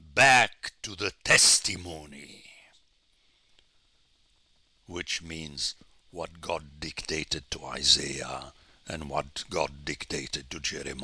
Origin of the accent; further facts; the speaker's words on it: Jordan; also born or lived in Middle East; And I grew up in the Middle East, and it's still the tradition in Jordan